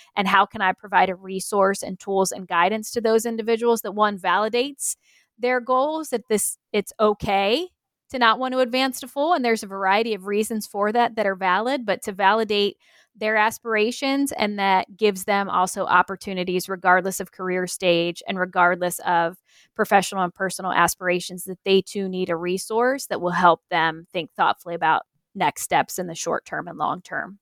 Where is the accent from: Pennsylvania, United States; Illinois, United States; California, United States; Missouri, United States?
Pennsylvania, United States; moved away; I'm originally from Pennsylvania